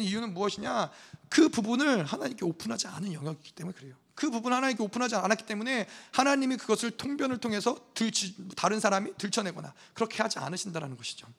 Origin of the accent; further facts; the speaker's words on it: South Korea; now in United States; 저 같은 경우는 한국에서 태어났어요. 한국 사람이에요. 근데 미국에 시민권이 있어요.